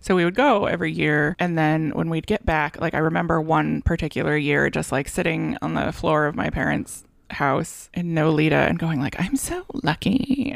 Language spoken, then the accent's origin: English; Santa Barbara, California, United States; my hometown